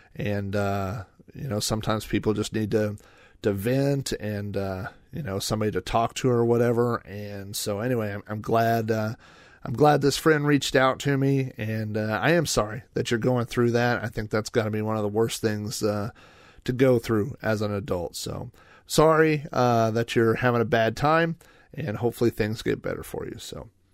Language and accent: English; Oklahoma, United States; When I was growing up in Oklahoma